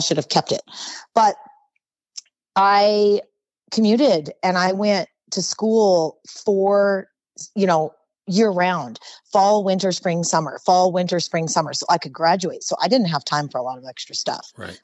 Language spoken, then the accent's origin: English; Oxnard, California, United States; moved away as an adult; also born or lived in Hawaii / Utah; now in Las Vegas, United States; I was born and raised in Oxnard, California, which is in Ventura County